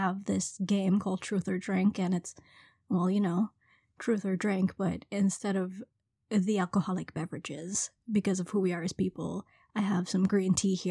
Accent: Trinidad & Tobago; also born or lived in Brooklyn, New York; now in New York, United States; I'm originally from Trinidad, was born, raised there for a bit, and then moved to Brooklyn, New York, and been here ever since.

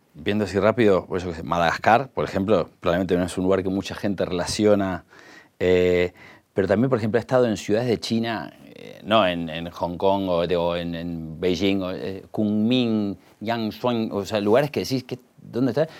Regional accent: Argentina

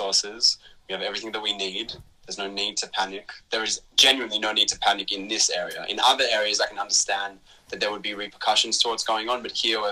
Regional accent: Melbourne, Victoria, Australia; I grew up in Melbourne to Israeli migrants

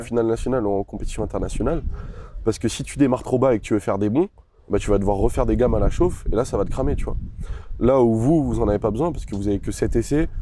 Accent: La Rochelle, Nouvelle-Aquitaine, France; also born or lived in Angoulême; je suis né à La Rochelle, donc j'ai fait toute mon école ici. mes parents vivent ici

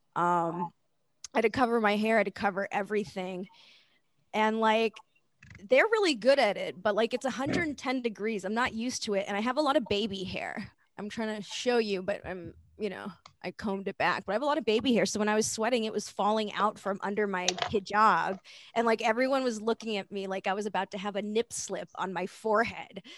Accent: Lee County, Florida, United States; moved away; I grew up in like Lee County

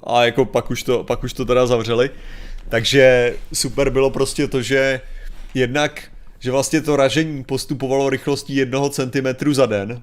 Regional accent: Sokolov region, Karlovy Vary Region, Czechia; většina z nás byla, jsme, že jo, ze Sokolovská

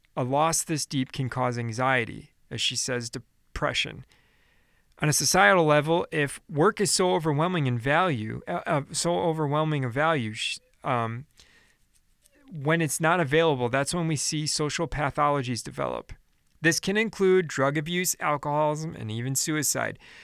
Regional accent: Chicago, Illinois, United States; I'm from Chicago

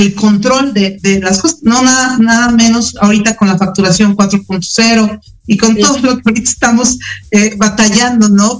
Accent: Mexico; como mexicanos

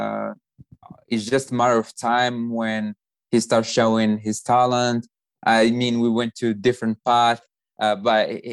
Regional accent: Morocco; English is a second language; now in United States; I'm from Morocco.

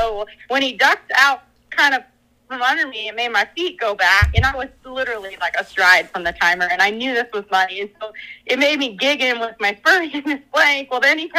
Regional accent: Minnesota, United States; I grew up in Minnesota

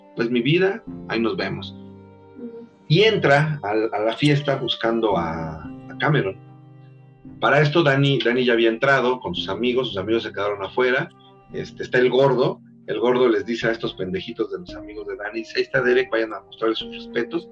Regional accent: Mexico

